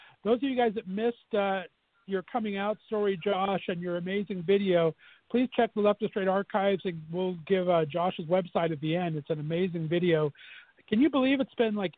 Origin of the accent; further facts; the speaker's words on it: Southern California, United States; moved away as an adult; also born or lived in Northeast Ohio; now in Ohio, United States; I was born and raised in Southern California